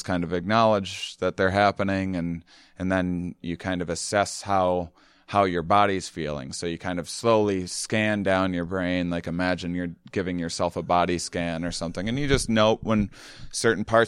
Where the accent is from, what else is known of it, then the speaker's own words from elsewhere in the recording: La Crosse, Wisconsin, United States; I'm from La Crosse, Wisconsin, and outside of it, actually